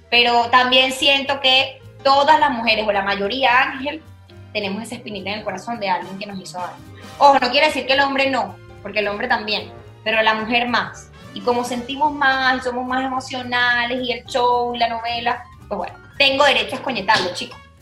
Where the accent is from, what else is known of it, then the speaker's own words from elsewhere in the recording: Venezuela; now in Spain; soy la única venezolana